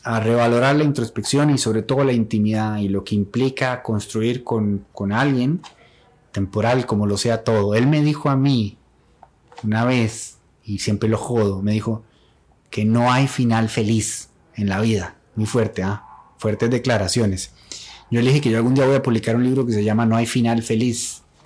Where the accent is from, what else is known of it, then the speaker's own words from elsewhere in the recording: Turrialba, Cartago, Costa Rica; Ambos somos oriundos de Turrialba